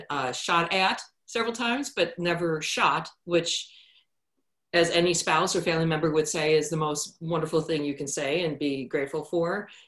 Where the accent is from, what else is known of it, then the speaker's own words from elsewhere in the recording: Chicago, Illinois, United States; moved away as an adult; now in Pacific Northwest, United States; I have a real passion for Chicago anyway, born and raised there. And a bunch of friends grew up to be officers from my neighborhood on the South Side.